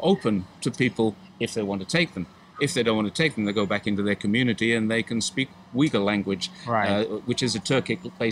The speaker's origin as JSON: {"language": "English", "country": "United Kingdom", "moved": "as an adult", "lives_now": "Zhongshan, China", "said": "From the UK"}